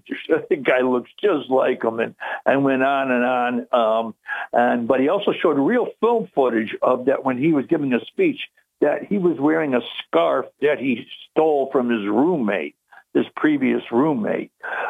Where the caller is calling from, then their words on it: Binghamton, New York, United States; From Binghamton, yes.